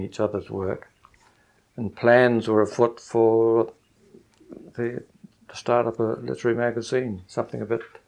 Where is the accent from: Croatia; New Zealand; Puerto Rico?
New Zealand; being a New Zealander